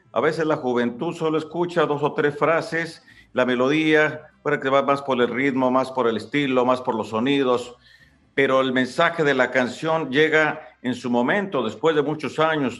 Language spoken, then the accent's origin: Spanish; Ario de Rosales, Michoacán, Mexico; Ahí en Ario de Rosales, de donde yo soy